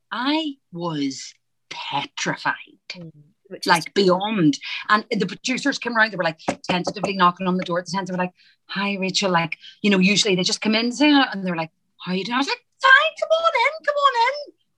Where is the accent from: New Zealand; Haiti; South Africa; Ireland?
Ireland; because I'm Irish, the American accent's easier than it is for an English, my English accent.